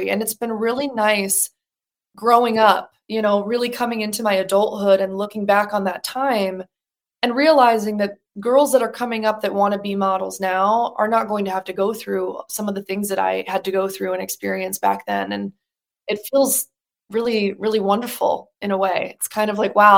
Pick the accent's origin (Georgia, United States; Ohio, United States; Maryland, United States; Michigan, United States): Michigan, United States; Birmingham; moved away as an adult; also born or lived in New York City; I was originally from Birmingham, Michigan. I did community theater, musical theater in my hometown my entire childhood